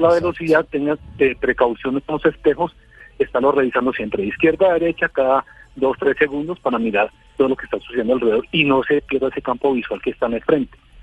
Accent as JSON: {"language": "Spanish", "country": "Colombia", "said": "aquí como unos colombianos"}